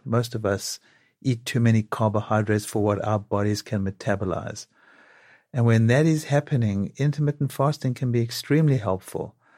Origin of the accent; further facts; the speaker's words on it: South Africa; now in New York, United States; growing up in South Africa